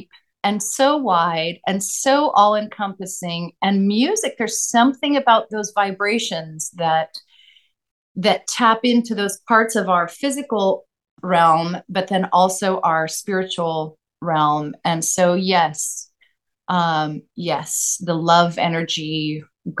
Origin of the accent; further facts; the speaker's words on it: Claremont, California, United States; also born or lived in Los Angeles, United States / St. Helena, United States; and then we moved to Claremont